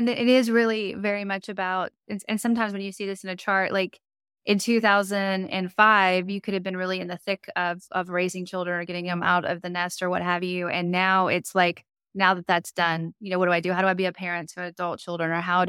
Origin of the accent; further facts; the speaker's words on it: Monroe, Louisiana, United States; I was born in Monroe.